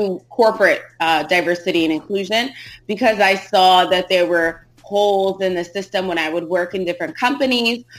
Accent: United States; I was born and raised here in America

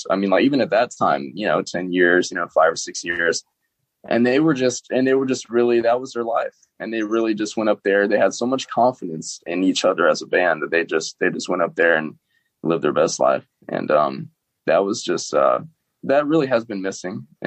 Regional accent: Jackson, United States; because we're you know we're from Jackson.

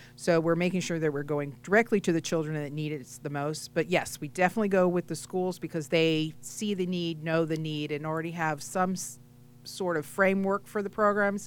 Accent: New England, United States; now in South Florida, United States; I am originally from New England, but I'm now here in South Florida

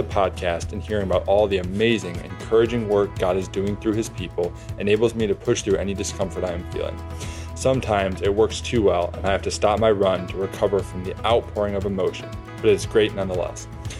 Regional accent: Troy, Michigan, United States; moved away as an adult; now in Joint Base Lewis-McChord, United States; from Troy, Michigan, and I am currently in the military, stationed at Joint Base Lewis-McChord, Washington.

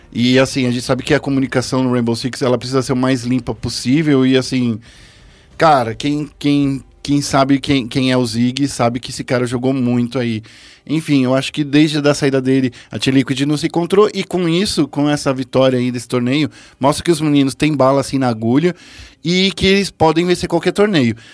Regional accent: São Paulo, Brazil; no Capão Redondo, onde eu nasci

